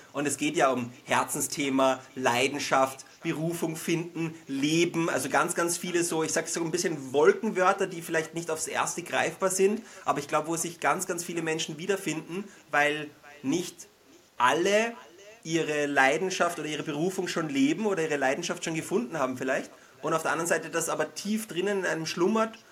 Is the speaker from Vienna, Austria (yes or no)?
yes; Vienna, Austria; accent: Wiener Einschlag; Wir sind beide gebürtige Wiener